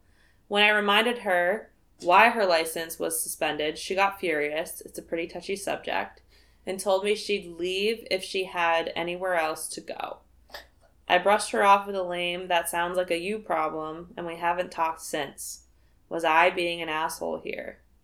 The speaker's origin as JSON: {"language": "English", "country": "Canada", "tie": "born there", "said": "My mom was born in Italy, but I was born in Canada."}